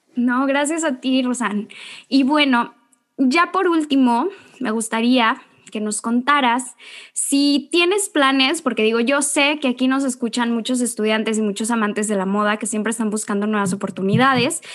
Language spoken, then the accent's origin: Spanish; Mexico; nuestro país